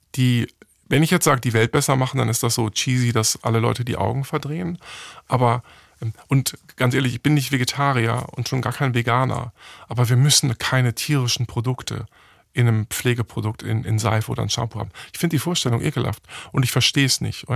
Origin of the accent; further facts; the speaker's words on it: Hamburg, Germany; ich bin in einer Werbeagentur in Hamburg aufgewachsen